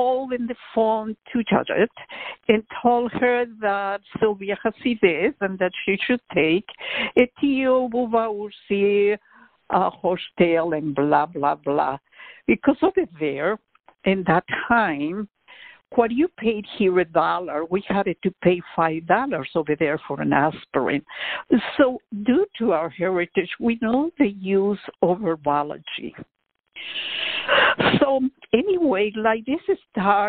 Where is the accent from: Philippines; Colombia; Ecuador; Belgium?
Ecuador; Quito, Pichincha; also born or lived in Austin, Texas; now in Houston, United States; as you mentioned, I was born in Quito, Ecuador.